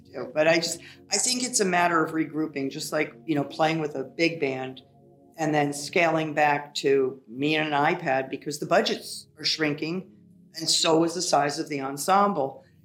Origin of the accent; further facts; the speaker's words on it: Ohio, United States; also born or lived in New York; now in Florida, United States; I'm from Ohio. We have so much snow there